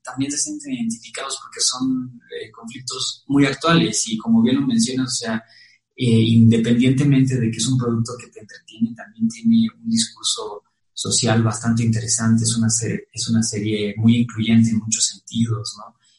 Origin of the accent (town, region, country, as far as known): Mexico